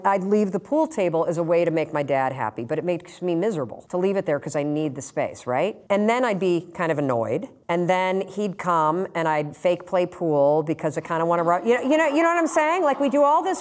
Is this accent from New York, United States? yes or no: no; Muskegon, Michigan, United States; now in Boston, United States; I grew up in Muskegon, Michigan, where Brunswick was founded.